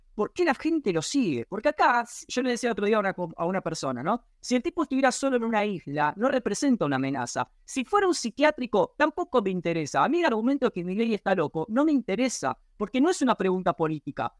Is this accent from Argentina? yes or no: yes; Argentina; estoy siendo demasiado argentino